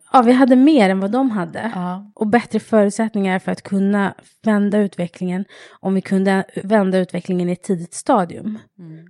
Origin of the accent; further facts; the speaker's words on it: Stockholm, Stockholm County, Sweden; also born or lived in England; Jag är själv uppvuxen i Husby, i förorten Husby